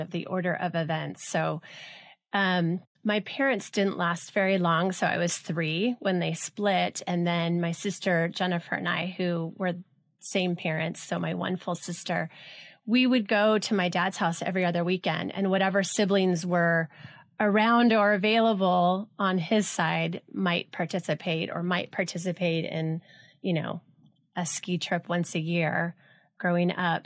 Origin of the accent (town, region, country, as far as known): Los Alamitos, California, United States; born or raised there; also born or lived in Los Angeles